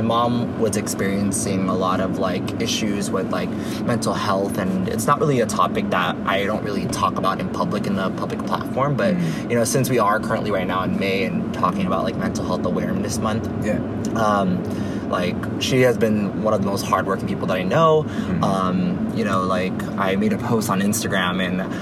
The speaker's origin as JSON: {"language": "English", "town": "Hayward", "region": "California", "country": "United States", "tie": "born or raised there", "also_born_or_lived": "Philippines", "said": "I came here at the age of 5 to Hayward, where I grew up pretty much my whole entire life."}